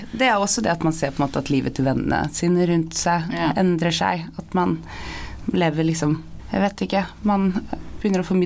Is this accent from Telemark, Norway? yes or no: no; Sandefjord, Vestfold, Norway; also born or lived in Bodø; Jeg er også oppvokst i Sandefjord, og, og der kan det jo være